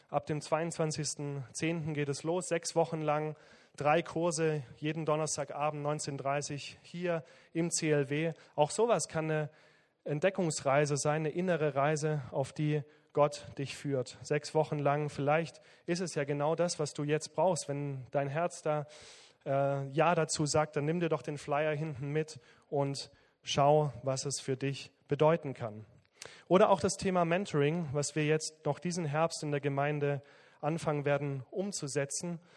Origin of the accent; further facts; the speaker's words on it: Southern Germany, Germany; Ich komme aus dem Süden, von daher muss ich da ein bisschen Werbung machen.